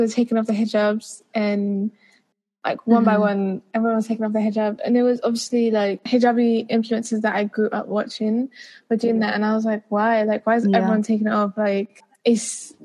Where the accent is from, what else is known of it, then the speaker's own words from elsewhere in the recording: India; as an Indian